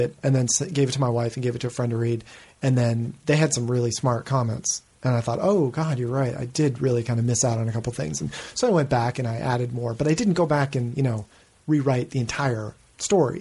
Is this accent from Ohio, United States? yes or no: no; Shelburne Falls, Massachusetts, United States; also born or lived in Connecticut; I was born in Connecticut, but I was raised in Massachusetts.